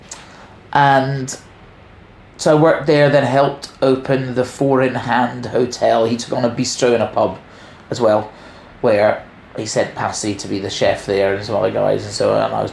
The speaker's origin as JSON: {"language": "English", "town": "Glasgow", "region": "Scotland", "country": "United Kingdom", "tie": "born or raised there", "also_born_or_lived": "Orkney / Sydney", "moved": "as an adult", "lives_now": "London, United Kingdom", "said": "I'm Scottish. Born in Orkney. But my family's from Glasgow, grew up in Glasgow my whole life."}